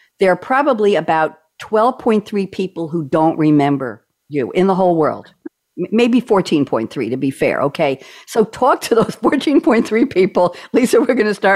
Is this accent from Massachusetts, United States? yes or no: no; New York, United States; moved away as an adult; also born or lived in Oregon; I was from New York and they didn't trust me because I was in Oregon